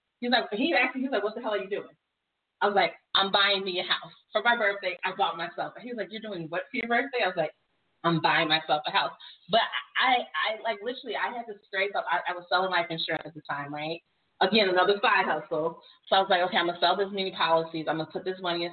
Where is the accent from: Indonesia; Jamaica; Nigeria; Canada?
Jamaica; I'm Jamaican